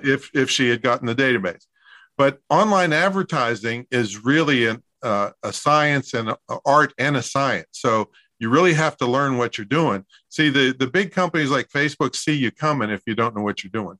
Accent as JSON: {"language": "English", "town": "Claysville", "region": "Pennsylvania", "country": "United States", "tie": "born or raised there", "moved": "yes", "said": "It's it's Claysville, Pennsylvania"}